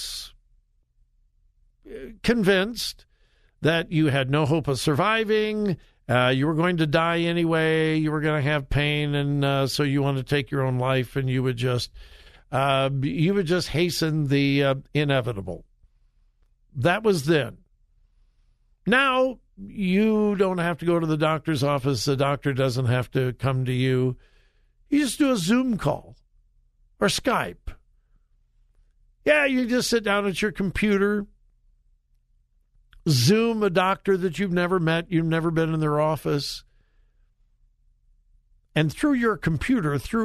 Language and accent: English; Los Angeles, California, United States; moved away; It's about my hometown, Los Angeles. Well, I didn't really live in Los Angeles. I lived in several of the suburbs.